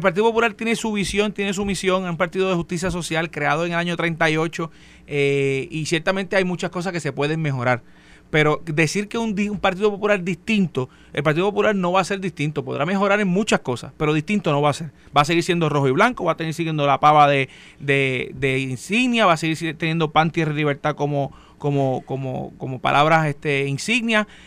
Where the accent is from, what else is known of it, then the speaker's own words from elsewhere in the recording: San Germán, Puerto Rico; yo soy yo soy del área, no soy de Mayagüez, pero soy del área